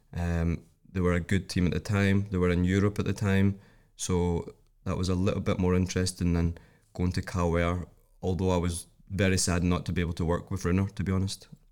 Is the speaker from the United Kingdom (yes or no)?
yes; Scotland, United Kingdom; moved away as an adult; now in Iceland; I'm coming from Scotland